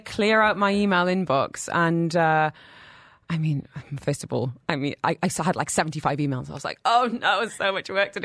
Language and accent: English; United Kingdom; now in United Arab Emirates; as a Brit